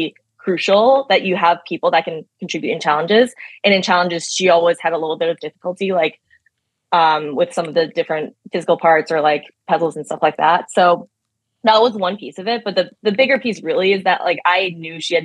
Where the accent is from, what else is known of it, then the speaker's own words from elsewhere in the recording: Boston, Massachusetts, United States; I'm from Boston